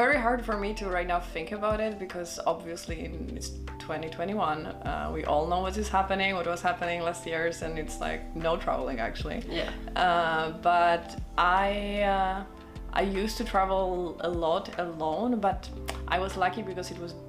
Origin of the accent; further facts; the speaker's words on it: Gdańsk, Pomeranian Voivodeship, Poland; now in Vienna, Austria; in Poland, in Gdańsk, that's my hometown. That's where the memories are, that's where I grew up